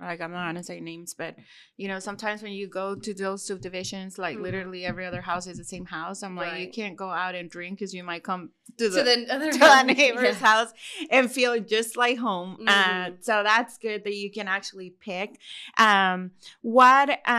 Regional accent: Monterrey, Nuevo León, Mexico; English is a second language; moved away; I'm from Monterrey.

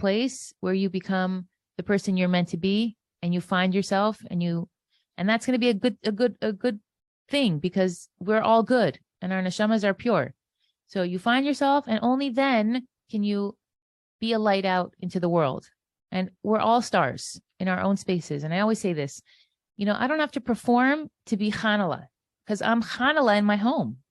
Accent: Florida, United States; also born or lived in Israel; I was born in Florida, the oldest of seven children

